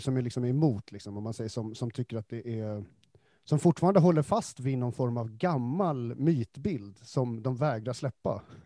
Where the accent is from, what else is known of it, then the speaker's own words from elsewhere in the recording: Stockholm, Stockholm County, Sweden; som stockholmare